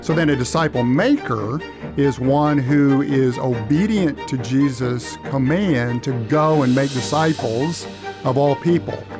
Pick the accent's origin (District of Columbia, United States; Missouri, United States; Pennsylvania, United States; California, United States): Missouri, United States; moved away as an adult; also born or lived in Upper Michigan / Fort Smith, Arkansas; now in Cordova, United States; I grew up in Missouri